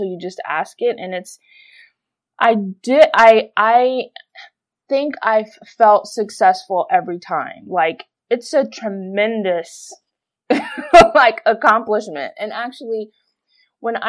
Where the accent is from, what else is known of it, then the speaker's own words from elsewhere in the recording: Houston, Texas, United States; I grew up in Houston, Texas